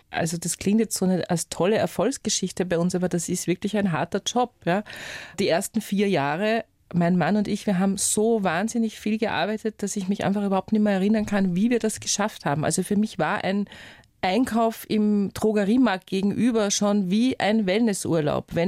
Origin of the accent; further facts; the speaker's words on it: Upper Austria, Austria; Ja, also ich bin halt in Oberösterreich aufgewachsen, mehr oder weniger am Land und für mich war immer klar, studieren, egal was, Hauptsache Wien.